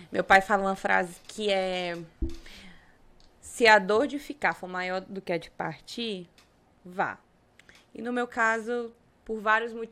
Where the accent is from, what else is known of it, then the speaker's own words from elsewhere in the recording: Araguaína, Tocantins, Brazil; Eu sou de Araguaína, Tocantins, né? Prima do Thales. Somos de Araguaína.